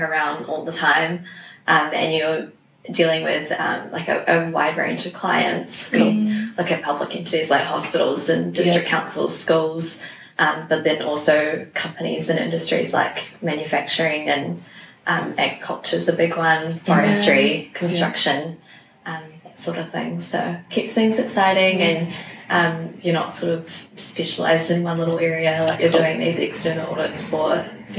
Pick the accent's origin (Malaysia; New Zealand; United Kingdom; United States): New Zealand; Hamilton, Waikato; I was born and raised in Hamilton, so you know, I went to school here